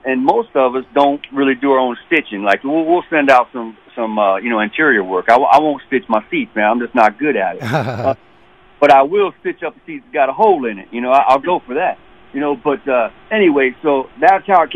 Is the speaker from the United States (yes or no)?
yes; Prince George's County, Maryland, United States; moved away as an adult; also born or lived in West Virginia (family); P.G. County, that's where I was born and raised